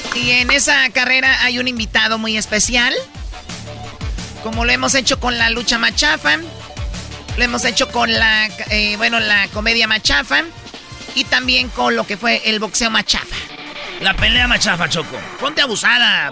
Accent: Mexico; Soy mexicana

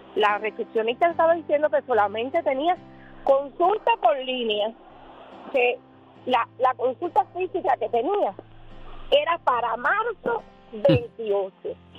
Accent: Cuba; moved away as an adult; now in United States; Yo soy cubana.

